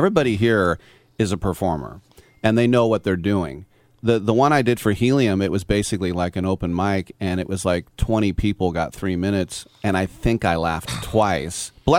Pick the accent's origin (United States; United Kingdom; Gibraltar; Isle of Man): United States; Richmond, California; being born and raised here